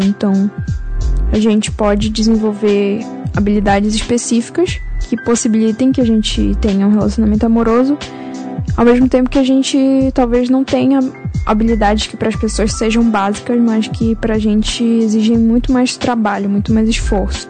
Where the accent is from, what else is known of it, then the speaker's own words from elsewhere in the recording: Amapá, Brazil; moved away as an adult; also born or lived in Belém, Pará; now in São Paulo, Brazil; nasci em Belém do Pará, mas eu morei a vida toda no, no Amapá. Agora eu tô morando em São Paulo